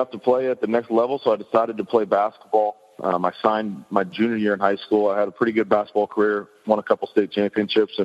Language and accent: English; Kansas, United States; growing up in Kansas, the weather didn't cooperate to play all year